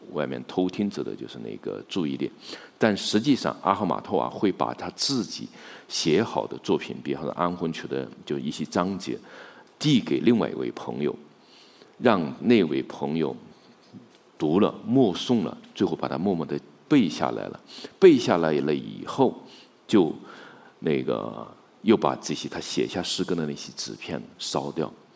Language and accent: Chinese; China; 我们中国人